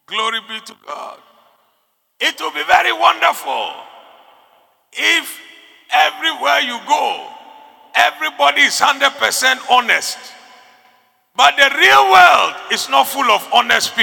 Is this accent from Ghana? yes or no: yes; Ghana; I like being a Ghanaian. I like being here.